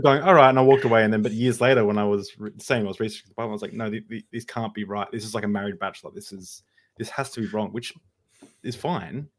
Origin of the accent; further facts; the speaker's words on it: Australia; I'm an Australian